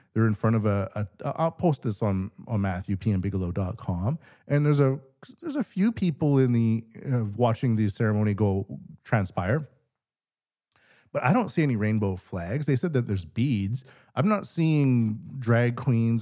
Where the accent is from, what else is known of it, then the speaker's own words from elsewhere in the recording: Canada; now in Japan; I'm Canadian